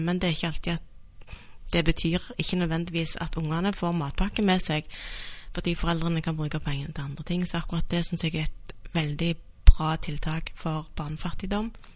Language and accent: Norwegian; Stavanger, Rogaland, Norway; also born or lived in Bergen; Jeg er født og oppvokst i Stavanger.